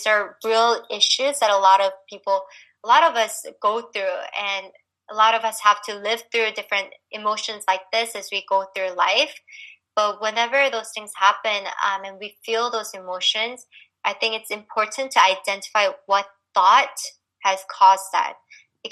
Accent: United States; growing up here as a Korean American

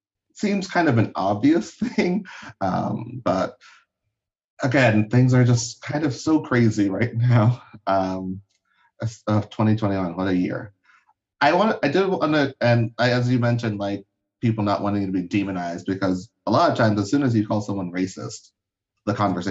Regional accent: Liberia; Because I'm from Liberia, so I don't use the, like, I was born there, so I don't use, like, the phrase African-American, because I'm not.

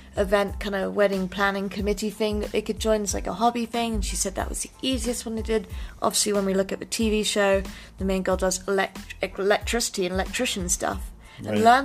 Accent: England, United Kingdom; moved away; I grew up in England

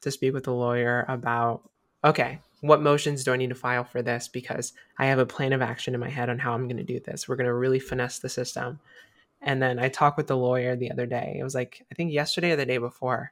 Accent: South Carolina, United States; moved away; I was born in South Carolina and my birth certificate has a big old M on it. And I don't live there anymore

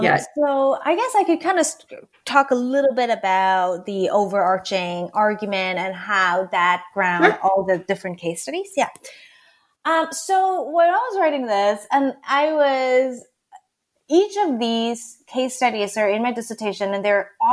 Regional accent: Hong Kong; moved away as an adult; now in United States; And so I grew up in Hong Kong. Actually, I did not move to the States until I was about 18 years old.

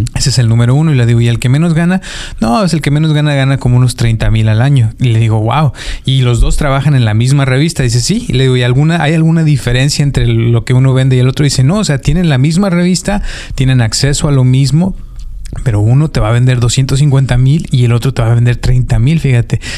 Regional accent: Mexico; soy mexicano

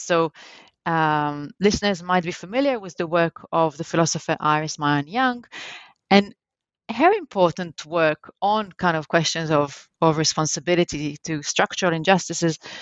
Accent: Jerusalem, Jerusalem District, Israel; I was born in Jerusalem, in Israel, and that's where actually I grew up

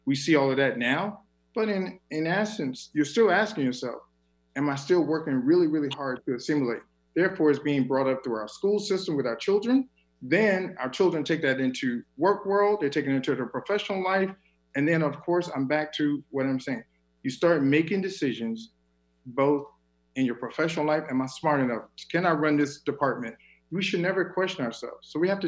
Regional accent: the South, United States; born there; I was born in the South, and I will tell you, there are extreme differences between those who were born in North, South, East, and West. In the South, we love hugging.

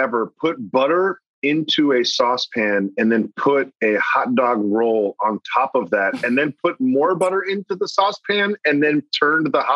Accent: Massachusetts, United States; I'm from Massachusetts

